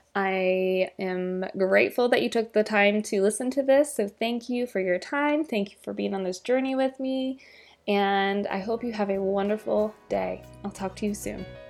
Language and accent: English; Midwest, United States; I'm from the Midwest